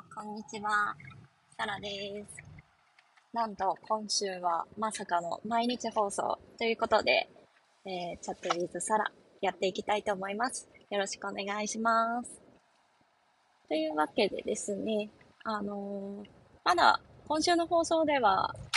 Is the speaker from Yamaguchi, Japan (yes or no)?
no; northern Osaka, Japan; 実家がかなり北の方だった